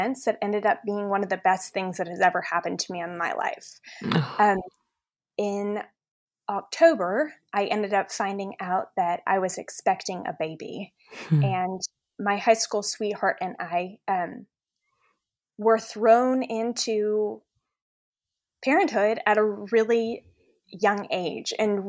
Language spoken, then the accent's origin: English; Dallas, Texas, United States; also born or lived in Washington, D.C.; I was born in Washington, D.C., and thankfully we were able to move to some pretty wonderful cities. And we settled in Dallas when I was in middle school.